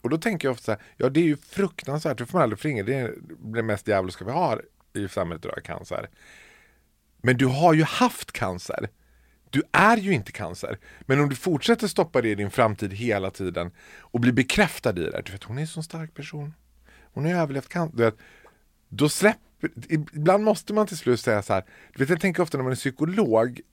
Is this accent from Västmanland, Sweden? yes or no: no; Borlänge, Dalarna County, Sweden; moved away; Jag är född och uppvuxen i Bålänge